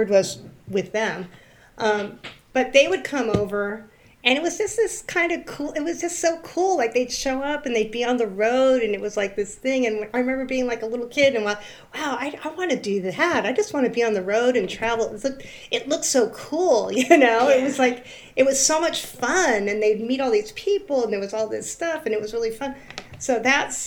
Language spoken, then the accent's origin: English; California, United States; also born or lived in New York; now in Valley Cottage, New York, United States; I grew up in California